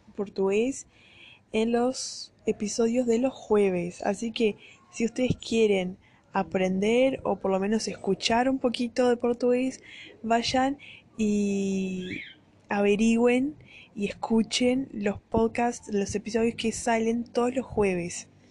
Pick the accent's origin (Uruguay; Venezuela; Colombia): Uruguay; accent: Uruguayan (yo me llamo, sheísmo); Spanish is a second language; now in Brazil; soy brasilera y estuve viviendo la mitad de mi vida acá en Brasil y la otra mitad en Uruguay